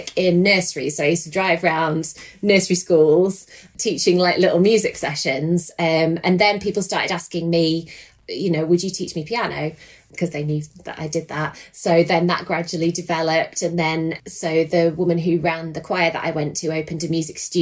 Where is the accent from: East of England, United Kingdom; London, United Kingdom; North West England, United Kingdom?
North West England, United Kingdom; Lancashire; moved away as an adult; now in Oakham, United Kingdom; So I come from Lancashire originally, and we moved down to Oakham about 5 years ago